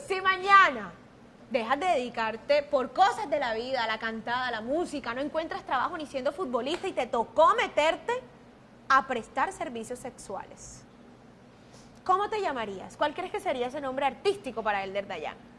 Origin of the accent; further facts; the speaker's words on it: Caribbean coast, Colombia; como diríamos en la costa